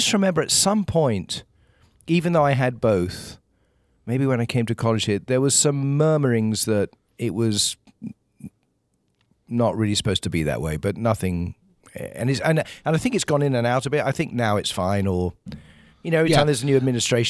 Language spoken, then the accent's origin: English; England, United Kingdom; born there; So, but I was born in England.